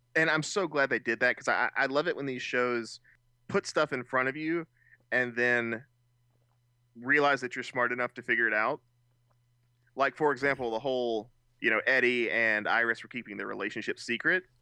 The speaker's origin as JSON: {"language": "English", "country": "United States", "said": "being Americans"}